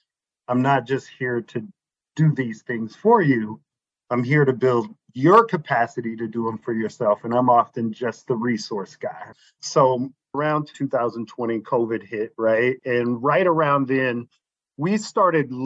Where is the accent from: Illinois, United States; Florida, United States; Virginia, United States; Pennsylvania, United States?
Illinois, United States; East St. Louis; moved away as an adult; now in Arizona, United States; I grew up on the east side of St. Louis, which is in Illinois